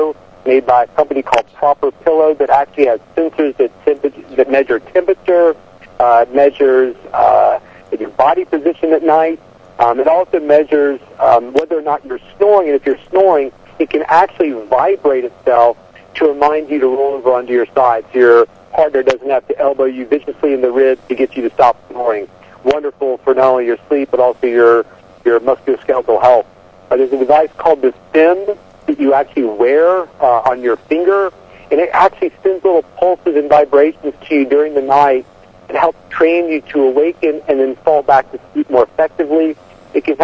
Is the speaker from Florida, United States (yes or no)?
no; Southwest Virginia, United States; I'm a redneck from Southwest Virginia by birth